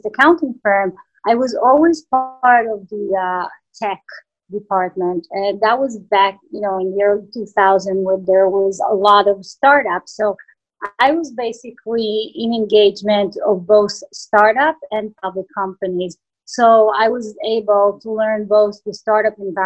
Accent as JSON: {"language": "English", "country": "Israel", "second_language": "English", "moved": "as an adult", "said": "I come from Israel, and even though I worked with US companies in Israel"}